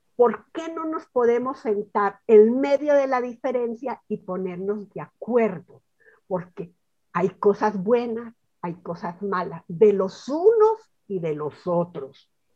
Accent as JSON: {"language": "Spanish", "country": "Colombia", "said": "yo sigo en mi país"}